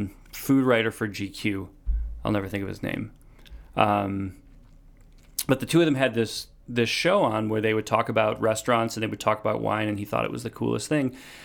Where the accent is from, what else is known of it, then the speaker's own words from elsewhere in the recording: Wheeling, Illinois, United States; Yeah, I grew up in Wheeling, Illinois, which is, you know, suburb.